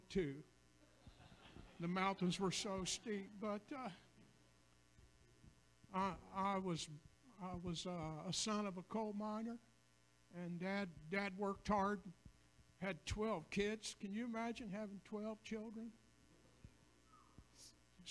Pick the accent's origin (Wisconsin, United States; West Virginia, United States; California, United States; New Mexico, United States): West Virginia, United States; a hollow near McDowell; moved away; I grew up in Hala, McDunn, West Virginia